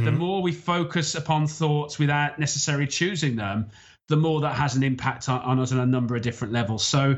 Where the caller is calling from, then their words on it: Isle of Man; So I'm calling from the Isle of Man, which is in the Irish Sea. It's partway between the UK and Ireland.